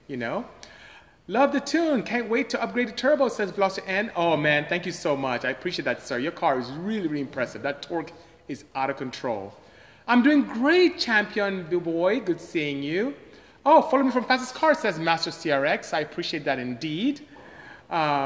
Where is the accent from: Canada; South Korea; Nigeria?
Nigeria; moved away as an adult; now in United States; I am not Jamaican, I am Nigerian actually. Came to US as far back as 1989 to go to school and just end up staying